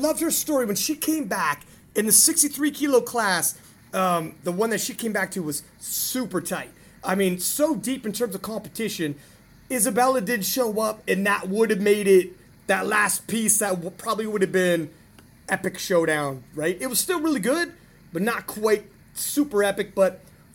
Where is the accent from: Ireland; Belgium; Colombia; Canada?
Canada; as a Canadian